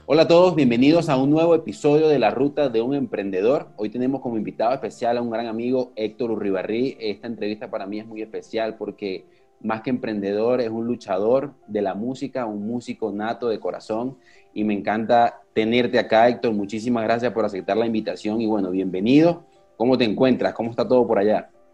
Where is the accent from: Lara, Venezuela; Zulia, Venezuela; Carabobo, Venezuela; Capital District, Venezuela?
Zulia, Venezuela; Maracaibo; yo también soy maracucho